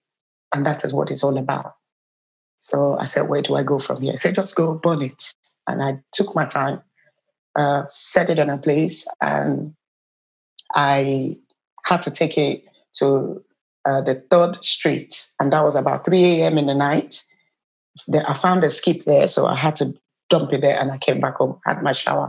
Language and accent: English; Nigeria; moved away as an adult; I'm originally from Nigeria. I've been in this country for the past over 20 years